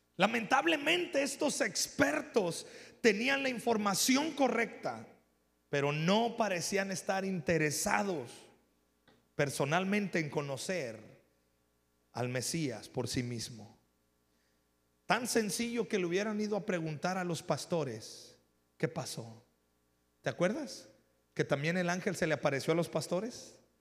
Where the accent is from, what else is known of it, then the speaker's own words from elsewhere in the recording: Mexico; porque no somos gringos, somos mexicanos aquí.